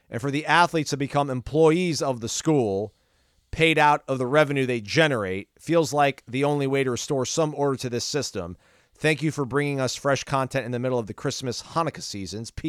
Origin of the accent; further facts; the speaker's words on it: Fort Pierce, Florida, United States; born there; moved away; I was born in Fort Pierce, but I haven't been back in 40 years. So, but y'all can claim me.